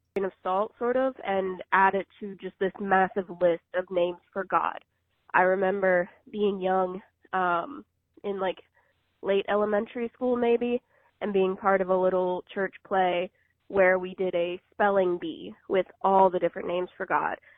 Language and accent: English; Virginia, United States; moved away; I'm originally from Virginia